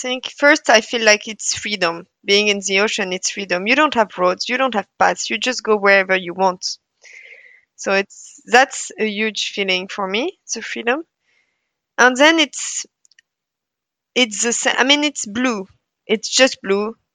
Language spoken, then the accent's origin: English; Brittany, France; also born or lived in Paris, France / Bergen, Norway / Tromsø, Norway; now in Norway; I'm from Brittany, so west coast of France, so close to the sea.